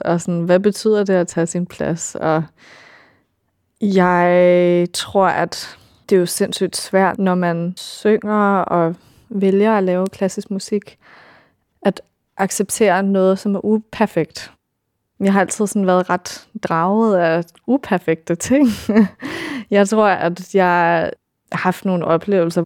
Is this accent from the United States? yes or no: yes; California, United States; moved away as an adult; also born or lived in Denmark; now in Copenhagen, Denmark; jeg kommer fra Kalifornien oprindeligt. Min mor, hun er dansk og flyttede derover, da hun var 16, så jeg voksede op med at læse Anders Sandblade